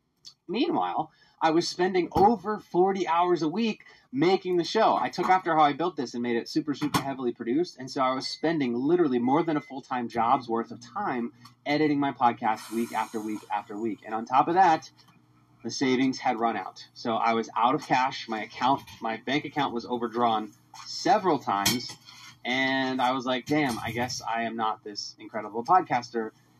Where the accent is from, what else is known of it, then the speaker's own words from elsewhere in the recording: Philadelphia, Pennsylvania, United States; Believe it or not, I was super passionate about my hometown of Philadelphia.